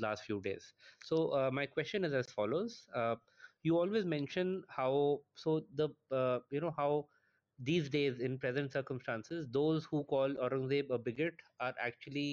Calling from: Noida, Uttar Pradesh, India; I'm calling from Noida, India

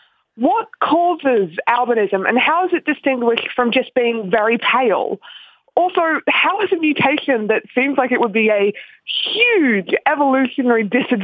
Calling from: Wollongong, New South Wales, Australia; Hi, guys, and good morning from Wollongong, Australia.

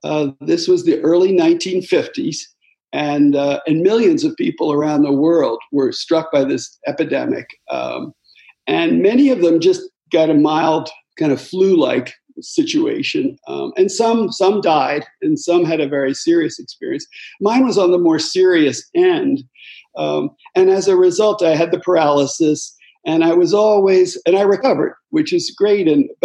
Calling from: Chapel Hill, North Carolina, United States; My home is in Chapel Hill, North Carolina.

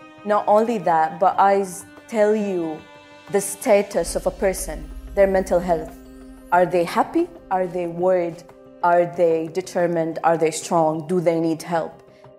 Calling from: Abu Dhabi, United Arab Emirates; Hello, everyone. … I come to you from Abu Dhabi.

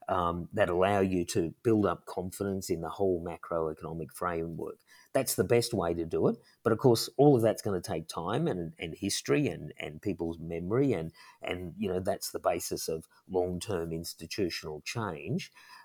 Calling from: Sydney, New South Wales, Australia; So I'm talking from Australia, and if I went to a shop just here in Sydney

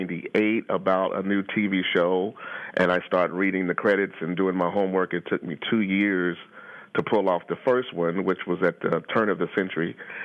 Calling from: Detroit, Michigan, United States; Well, I'm calling you from Detroit this morning. I'm in Detroit.

